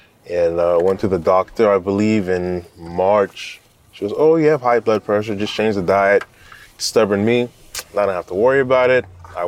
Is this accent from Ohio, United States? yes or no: no; Burbank, California, United States; also born or lived in New York; now in Eastvale, United States; Born in New York, raised in Burbank, California.